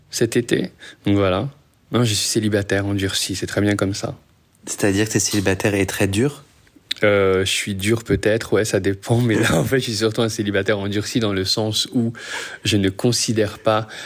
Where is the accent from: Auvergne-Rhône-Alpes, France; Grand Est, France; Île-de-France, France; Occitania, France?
Île-de-France, France; Paris; also born or lived in Casablanca, Morocco; now in Montreal, Canada; J'ai grandi entre Paris et Casablanca avant de revenir à Paris à 16 et de quitter Paris pour aller à Montréal.